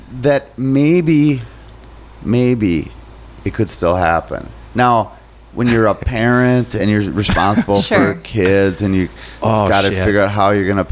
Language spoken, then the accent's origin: English; Minnesota, United States; I'm too Minnesotan.